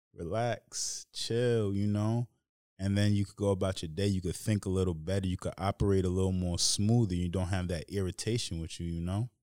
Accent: Tuckahoe, New York, United States; ended up growing up in Tuckahoe

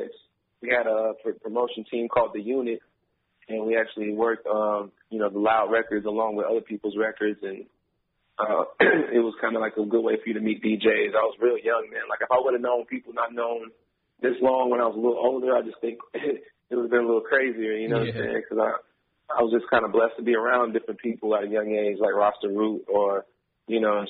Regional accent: Atlanta, Georgia, United States; also born or lived in Raleigh, North Carolina; I'm pretty much from Atlanta. I've been in Atlanta as a, like, real resident since I was, like, five

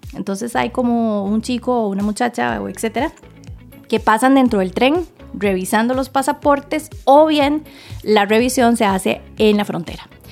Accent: Costa Rica; como buena tica

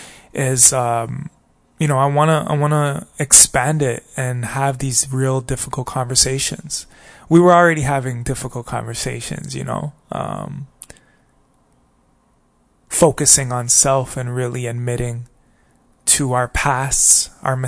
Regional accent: Toronto, Ontario, Canada; I come from Toronto, Canada

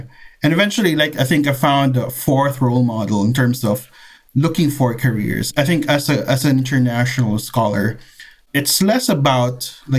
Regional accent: Philippines; moved away as an adult; also born or lived in Singapore / United States; now in Amsterdam, Netherlands; I was born and raised in the Philippines. Yay. And I did my PhD in Singapore and somehow found my way here in Amsterdam.

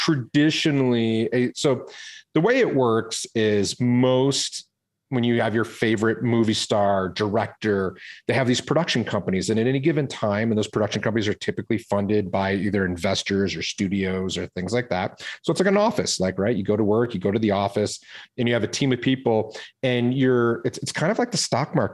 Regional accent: Detroit, Michigan, United States; also born or lived in California; now in Boulder, Colorado, United States; I grew up in Detroit, Michigan.

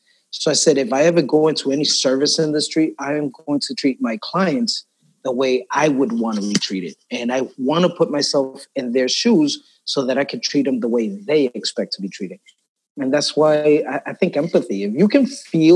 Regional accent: New York City, New York, United States; I grew up in Brooklyn

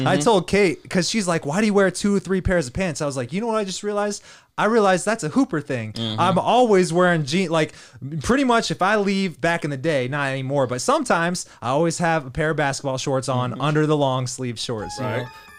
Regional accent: Kansas City, Kansas, United States; I was born in Kansas City, Kansas.

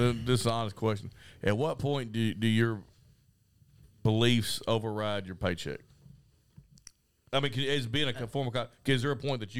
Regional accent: the South, Southern United States, United States; I'm a Southerner

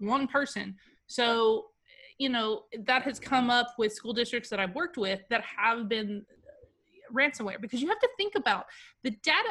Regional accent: United States; I'm an American

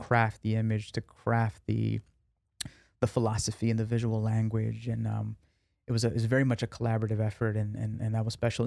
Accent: New York, United States; I grew up in New York.

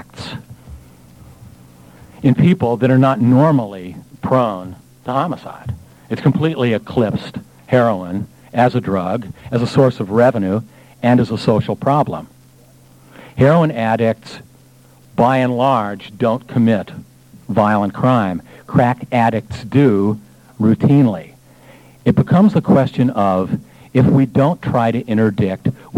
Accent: Los Angeles, California, United States; I was born in Los Angeles

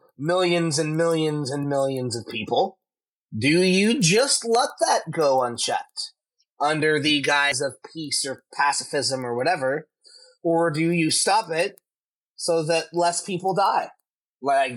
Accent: United States; growing up in America

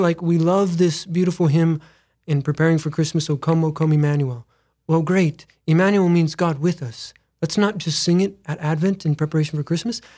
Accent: Mitchell, South Dakota, United States; Born and raised in Mitchell, South Dakota

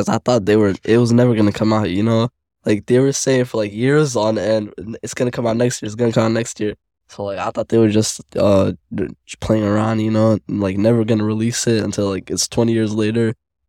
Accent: Minneapolis, Minnesota, United States; My favorite food is pizza, and I'm from Minneapolis.

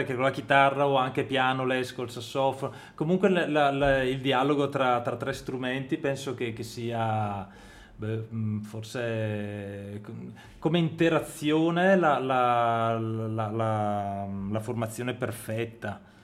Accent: Brescia, Lombardy, Italy; io e Francesco siamo di Brescia

